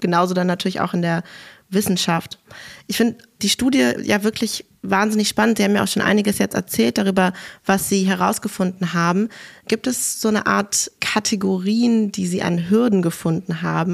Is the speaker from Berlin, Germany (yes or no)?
yes; Berlin, Germany; als Berlinerin